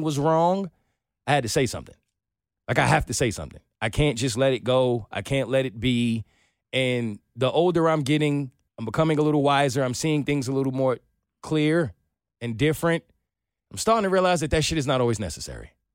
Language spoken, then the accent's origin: English; New York, United States; my upbringing, growing up in New York